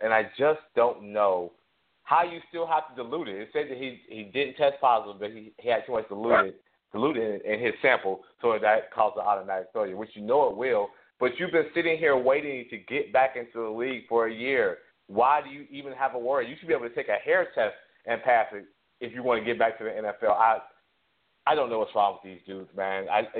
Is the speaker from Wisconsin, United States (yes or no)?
no; Cincinnati, Ohio, United States; I know I'm from Ohio